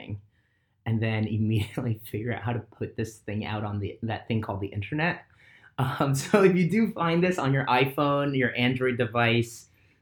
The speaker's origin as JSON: {"language": "English", "region": "Southern California", "country": "United States", "tie": "born or raised there", "said": "I grew up in SoCal and then just growing up here"}